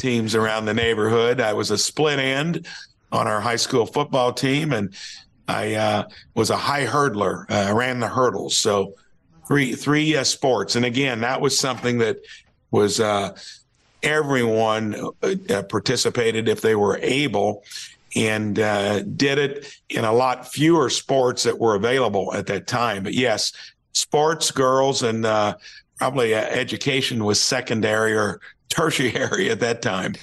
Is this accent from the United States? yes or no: yes; Jasper, Indiana, United States; from Jasper, Indiana